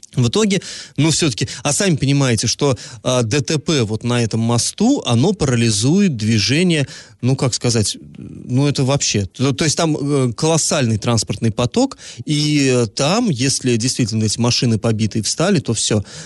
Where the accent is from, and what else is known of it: Orsk, Orenburg Oblast, Russia